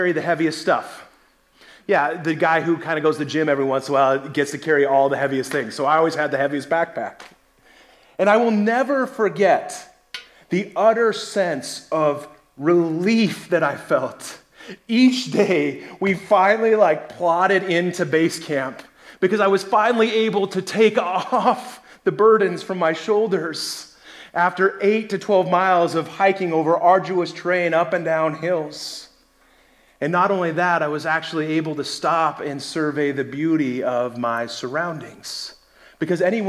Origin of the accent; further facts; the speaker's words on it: Colorado, United States; moved away; also born or lived in North Carolina; I grew up in Colorado